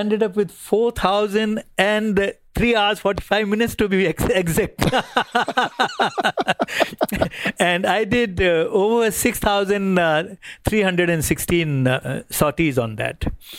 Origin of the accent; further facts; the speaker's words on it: Meerut, Uttar Pradesh, India; now in Jamnagar, India; Well, I was born in the North Indian city of Meerut.